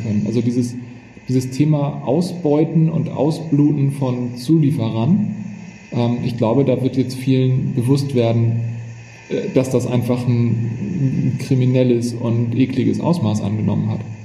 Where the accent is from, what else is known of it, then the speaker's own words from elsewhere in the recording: Hamburg, Germany; sind wir beide Hamburger und wir haben hier den Hafen vor Augen